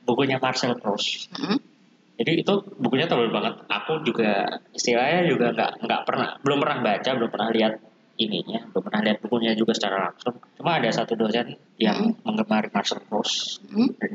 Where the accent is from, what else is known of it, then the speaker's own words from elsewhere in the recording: Klaten, Central Java, Indonesia; Sebagai bangga. orang Klaten